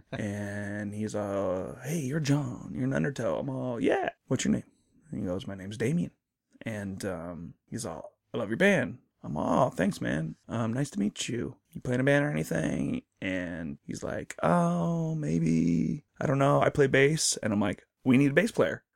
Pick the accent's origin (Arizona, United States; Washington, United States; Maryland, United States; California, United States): Washington, United States; Snoqualmie Valley; I'm from Snoqualmie Valley